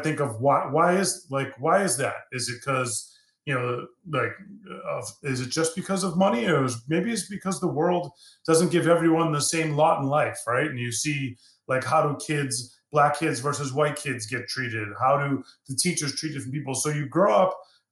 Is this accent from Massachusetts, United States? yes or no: yes; Boston, Massachusetts, United States; I grew up in Boston. I grew up in the city.